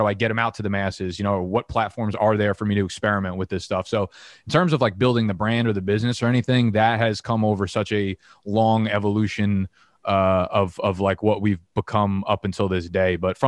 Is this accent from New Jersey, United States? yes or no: yes; New Jersey, United States; now in Brooklyn, United States; So I was actually born in Brooklyn down in Coney Island. I only lived there for a couple of years. Ended up moving to Jersey with my mom and my sister really young. And we were in Jersey for, I want to say like 25 years.